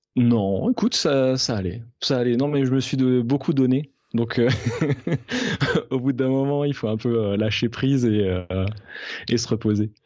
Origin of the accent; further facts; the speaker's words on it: Alsace, Grand Est, France; je suis alsacien